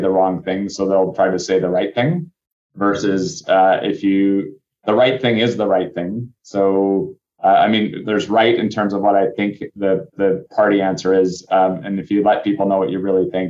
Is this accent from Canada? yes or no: yes; North Vancouver, British Columbia, Canada; I grew up in North Vancouver